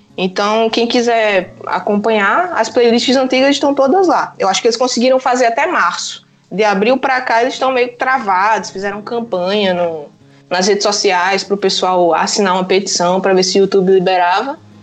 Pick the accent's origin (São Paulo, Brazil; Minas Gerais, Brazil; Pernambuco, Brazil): Pernambuco, Brazil; also born or lived in João Pessoa, Paraíba, Brazil; now in Portugal; eu sou pernambucana, morei 10 anos em João Pessoa, agora estou em Portugal.